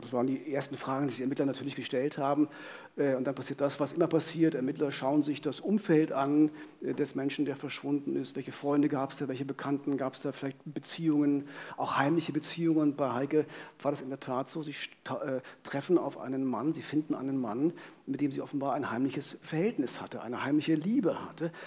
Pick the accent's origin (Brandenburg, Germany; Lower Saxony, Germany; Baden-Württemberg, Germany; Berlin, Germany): Brandenburg, Germany; Frankfurt; in Frankfurt-Oder stattfindet, meiner Heimatstadt